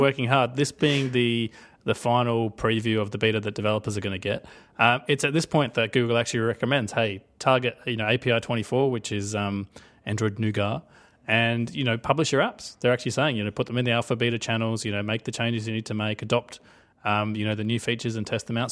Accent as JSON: {"language": "English", "country": "Australia", "said": "I'm Australian."}